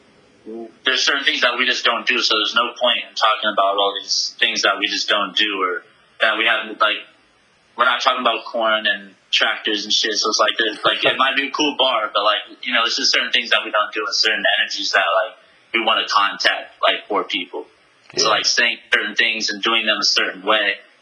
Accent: Santa Barbara, California, United States; I'm from Santa Barbara

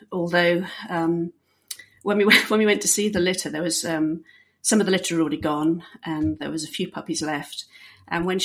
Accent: Bahrain; also born or lived in England; I am British, uh, born and um, not raised in Britain. I actually uh, grew up in Bahrain.

